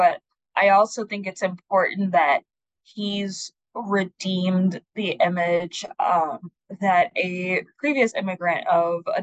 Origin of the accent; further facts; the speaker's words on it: Tanzania; now in United States; I'm from Tanzania